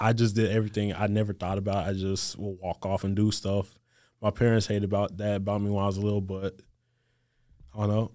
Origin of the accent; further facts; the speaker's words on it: Gulf Coast of Mississippi, United States; moved away as an adult; growing up on the Gulf Coast of Mississippi